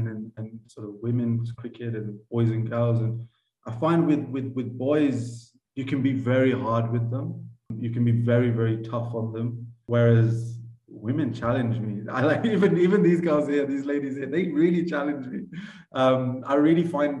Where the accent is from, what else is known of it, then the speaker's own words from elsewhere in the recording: Cambridgeshire, East of England, United Kingdom; moved away as an adult; now in Uganda; I grew up in Cambridgeshire